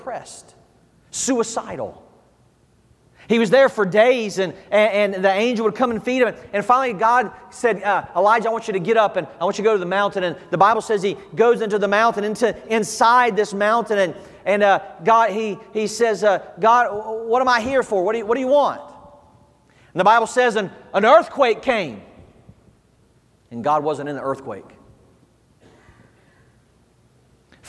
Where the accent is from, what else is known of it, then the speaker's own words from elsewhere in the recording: the South, United States; moved away; I'm from the South, as you can tell. We do church a little different down there. You know, we were raised in church down there